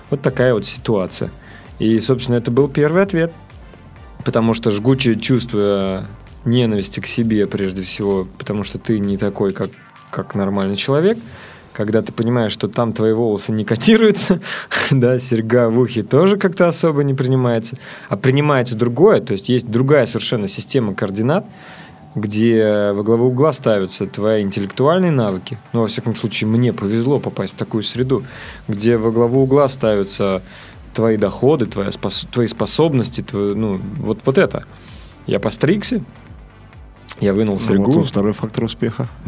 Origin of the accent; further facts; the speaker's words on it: Cheboksary, Chuvashia, Russia; now in Moscow, Russia; Да, она начинается тогда, когда я переехал в Москву. Я сам родом из Чебоксар. Ну вот, э, я, мы там жили, родились. Э, Чебоксары был город достаточно интересный, забавный.